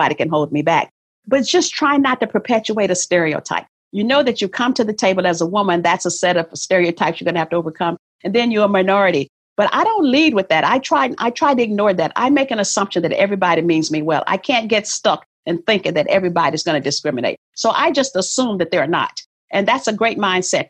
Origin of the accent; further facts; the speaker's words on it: the South, United States; I was born in the South